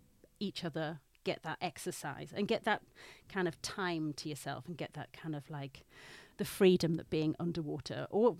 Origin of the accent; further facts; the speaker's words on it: Newcastle, North East England, United Kingdom; now in London, United Kingdom; Like, I'm from Newcastle, you probably can't really tell.